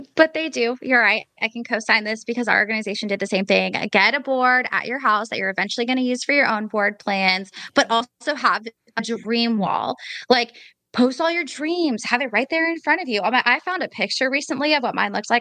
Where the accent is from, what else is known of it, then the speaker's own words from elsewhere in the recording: Portland, Oregon, United States; So I'm from Portland, Oregon.